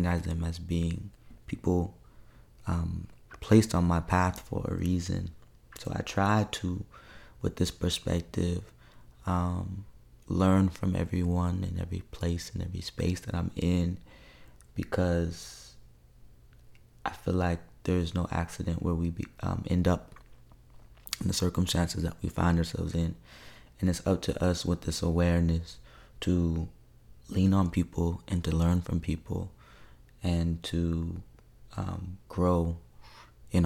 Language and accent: English; Federal Way, Washington, United States; moved away as an adult; also born or lived in Seattle, Washington; now in Louisiana, United States; I claim Federal Way, Washington, which is just south of Seattle.